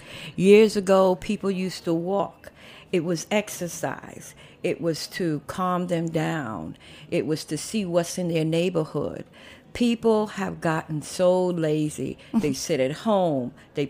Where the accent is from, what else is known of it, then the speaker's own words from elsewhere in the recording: New York City, New York, United States; I was born in Harlem Hospital 57 years ago. And my parents came from South Carolina.